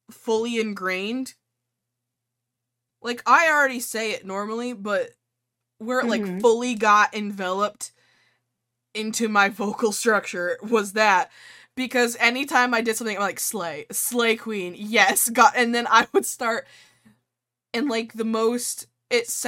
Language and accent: English; New York, United States; accent: New York; just like in my New York accent yelling at the game.